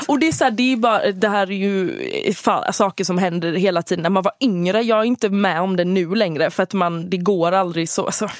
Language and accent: Swedish; Halland County, Sweden; accent: Halland dialect; jag har min halländska dialekt